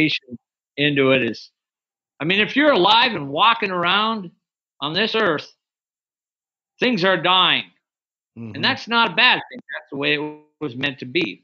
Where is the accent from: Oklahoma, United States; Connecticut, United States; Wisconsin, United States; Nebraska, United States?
Wisconsin, United States; now in Alaska, United States; I grew up in Wisconsin, like I said earlier, and that's where I started trapping and hunting in northern Wisconsin. And then when I moved to Alaska, I fell in love, and I've never left